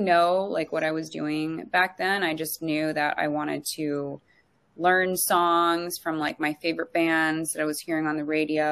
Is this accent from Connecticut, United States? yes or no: no; Los Angeles, California, United States; moved away as an adult; also born or lived in New York; I was born in West LA, grew up by Venice and lived in NorCal for a little bit too.